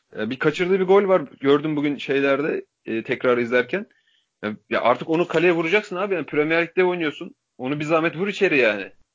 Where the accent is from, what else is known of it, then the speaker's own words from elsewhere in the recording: Turkey; Türk Türküz